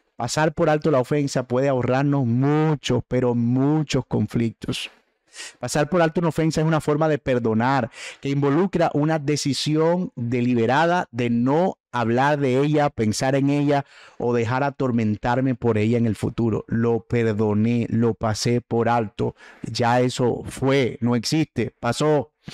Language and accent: Spanish; Caribbean coast, Colombia; el término boletear, de que nosotros usamos en la costa